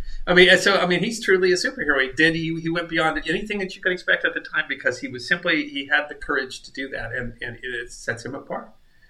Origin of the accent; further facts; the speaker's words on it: South Dakota, United States; I grew up in South Dakota